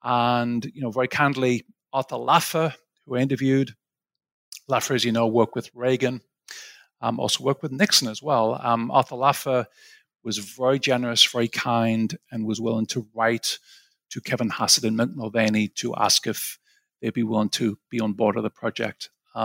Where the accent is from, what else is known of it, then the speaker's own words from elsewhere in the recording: Sunderland, North East England, United Kingdom; also born or lived in Aberdeen / Cambridge / St Andrews; So I'm originally from England, where you're based right now. I'm from a place called Sunderland, which is the northeast of England.